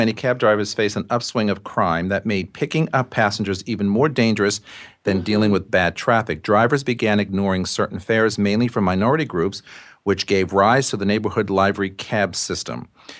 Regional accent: New York City, New York, United States; I'm a New Yorker

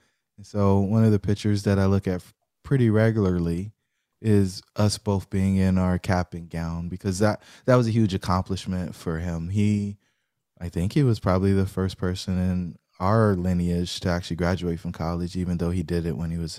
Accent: Fayetteville, North Carolina, United States; Fayetteville, North Carolina.

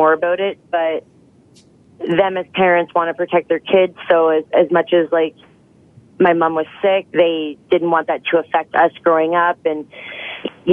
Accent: Ajax, Ontario, Canada; now in Victoria, Canada; I'm from Ajax, Ontario originally, now living in Victoria, BC

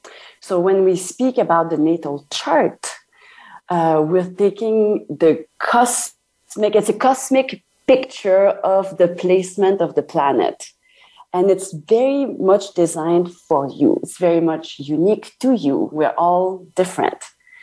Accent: Canada; I'm French Canadian, by the way. I'm not French.

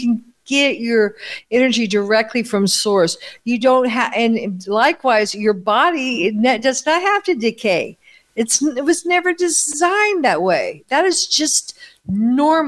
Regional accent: United States; moved away as an adult; now in Italy; growing up in America with McDonald's, TV dinners, space food sticks, all this artificial food

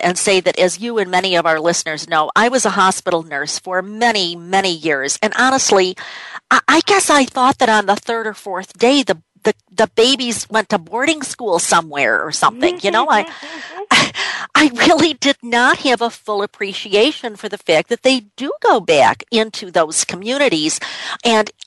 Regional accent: Rochester, New York, United States; my hometown of Rochester, New York

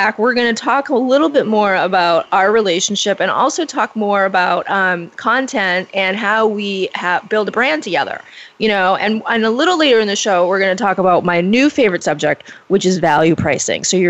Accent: Portland, Maine, United States; my hometown. I love Portland, Maine

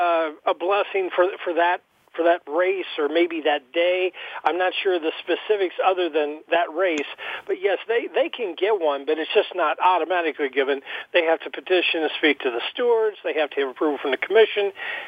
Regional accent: Ludlow, Kentucky, United States; my hometown, Ludlow, and it was in Kentucky, and is in Kentucky still

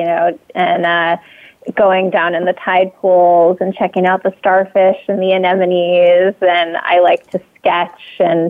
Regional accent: Muir Beach, California, United States; now in San Francisco, United States; I grew up in California, not too far from where I am today in San Francisco, in a little town called Muir Beach, California

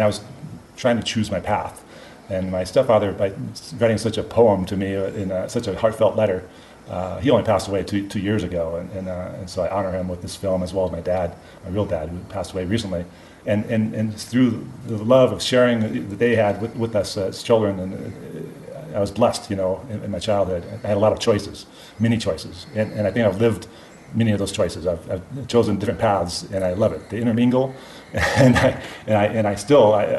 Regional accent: Southern California, United States; I was born in Southern California

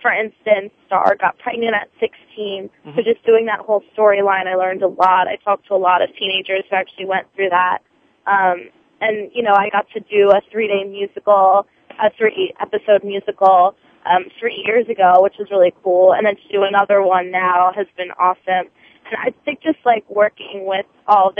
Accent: Philadelphia, Pennsylvania, United States; accent: Philly; my Philly accent

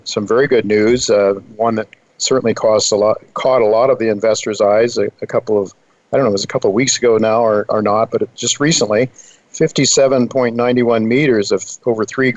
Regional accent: United States; we as an American people

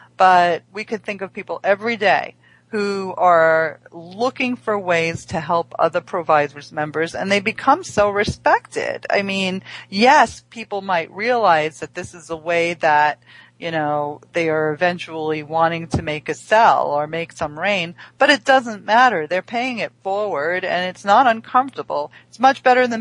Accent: New York City, New York, United States; I grew up in Flushing

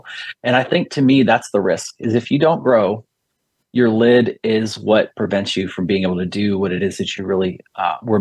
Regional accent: Bowie, Maryland, United States; my hometown of Bowie, Maryland.

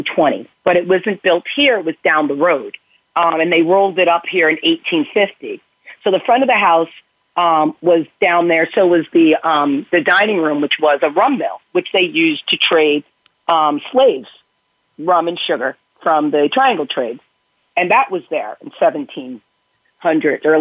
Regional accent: Bronxville, New York, United States; I grew up in Westchester County, in Bronxville, which is a very old community in New York, in Westchester.

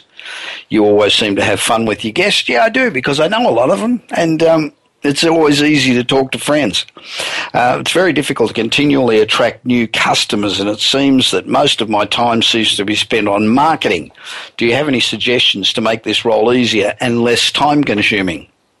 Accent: Los Angeles, California, United States; It's the business show coming to you this week from my hometown of Los Angeles.

